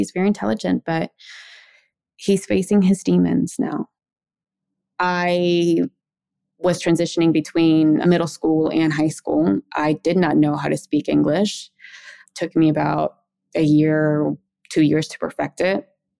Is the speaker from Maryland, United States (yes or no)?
yes; Maryland, United States; also born or lived in Mexico; I was born here in Maryland, and in my household growing up, we called mom and dad mama y papa. We moved to Mexico when I was six, came back to the United States when I was 14.